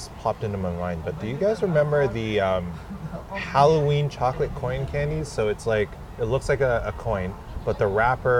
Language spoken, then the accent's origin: English; Canada; When we're Canadian